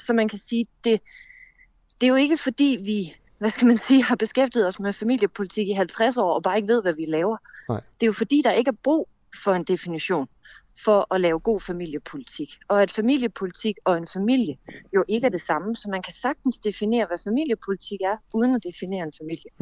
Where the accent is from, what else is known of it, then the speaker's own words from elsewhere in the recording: Fredericia, Southern Denmark, Denmark; Jeg er fra Fredericia